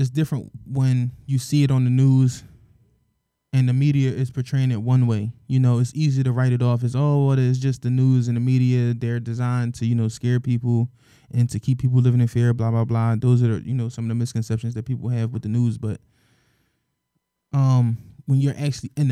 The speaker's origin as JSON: {"language": "English", "town": "Philadelphia", "region": "Pennsylvania", "country": "United States", "tie": "born or raised there", "said": "we're from Philadelphia, born and raised."}